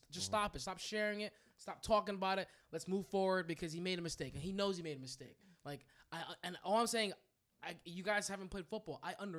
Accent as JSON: {"language": "English", "region": "New Jersey", "country": "United States", "moved": "yes", "lives_now": "Maine, United States", "said": "I'm from New Jersey."}